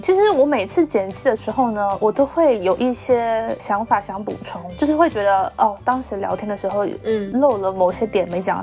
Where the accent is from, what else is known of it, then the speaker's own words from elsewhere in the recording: southern China, China; accent: southern; 我们两个的知识会有很明显的南方的腔调